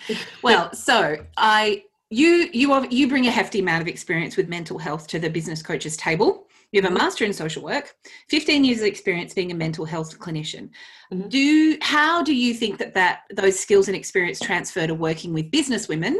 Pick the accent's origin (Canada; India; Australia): Australia